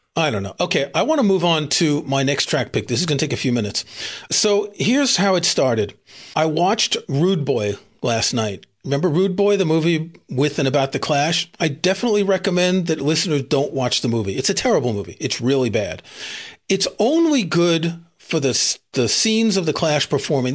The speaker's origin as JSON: {"language": "English", "town": "New York City", "region": "New York", "country": "United States", "tie": "born or raised there", "said": "I grew up in Queens, which is kinda suburbs"}